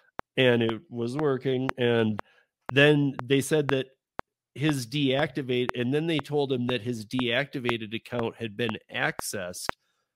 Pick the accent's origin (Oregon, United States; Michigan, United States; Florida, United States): Michigan, United States; now in Colorado, United States; I'm from Michigan